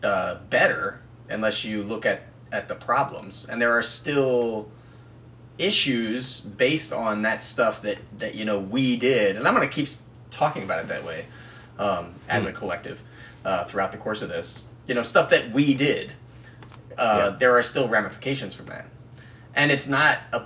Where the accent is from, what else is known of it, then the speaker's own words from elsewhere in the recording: United States; I am an American, white, cisgendered male